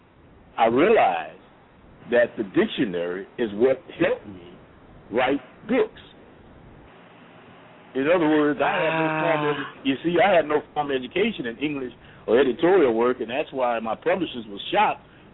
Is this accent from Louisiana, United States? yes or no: yes; New Orleans, Louisiana, United States; moved away as an adult; I was born and raised in New Orleans